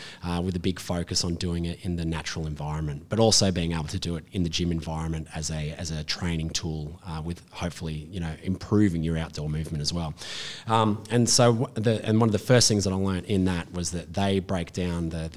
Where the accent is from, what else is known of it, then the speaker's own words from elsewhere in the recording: Hunter Valley, New South Wales, Australia; I grew up in the Hunter Valley.